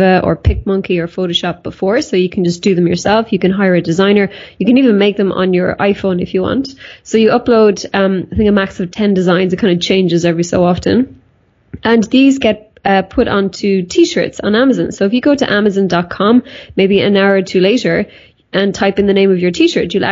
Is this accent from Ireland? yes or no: yes; Ireland; I'm from Ireland